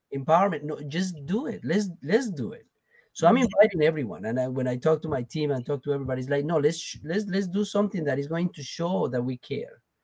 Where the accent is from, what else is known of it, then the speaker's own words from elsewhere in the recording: Colombia; first language Spanish; English is a second language; now in United States; I'm from Colombia originally